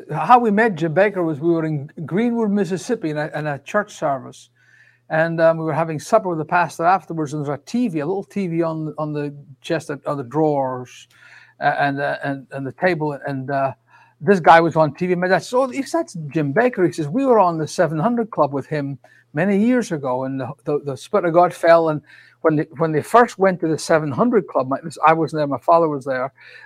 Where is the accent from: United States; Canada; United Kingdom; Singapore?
United Kingdom; Scotland; I am from Scotland.